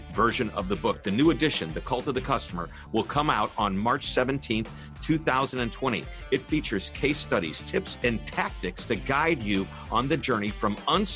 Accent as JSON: {"language": "English", "town": "St. Louis", "region": "Missouri", "country": "United States", "said": "I'm from St. Louis, Missouri"}